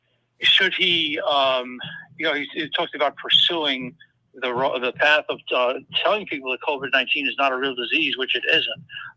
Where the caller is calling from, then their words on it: Denmark; from Denmark.